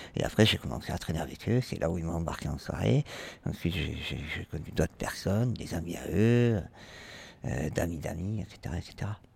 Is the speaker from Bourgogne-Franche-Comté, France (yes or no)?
no; Toulouse, Occitania, France; moved away as an adult; now in Paris, France; je viens de Toulouse. Et je suis arrivé à Paris